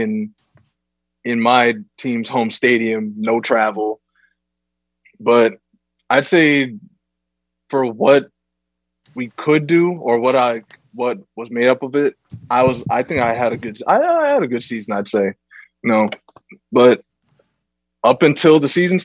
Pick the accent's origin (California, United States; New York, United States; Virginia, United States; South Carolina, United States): New York, United States; New Rochelle; I'm from Newro